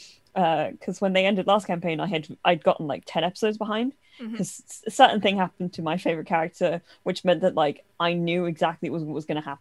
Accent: United Kingdom; anybody who grew up in the UK around the time I did

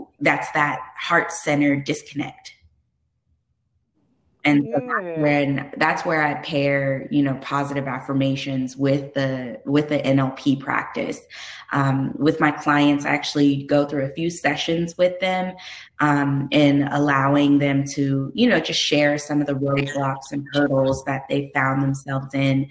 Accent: California, United States; I'm from California

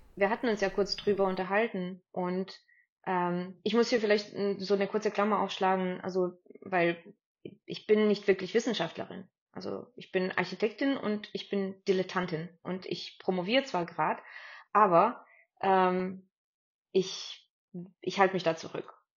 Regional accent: Stuttgart, Baden-Württemberg, Germany; ich bin ja so aufgewachsen in Stuttgart

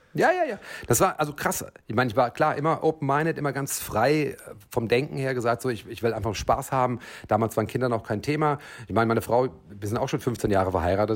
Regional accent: Frankfurt, Hesse, Germany; Ich komme ja eigentlich aus Frankfurt

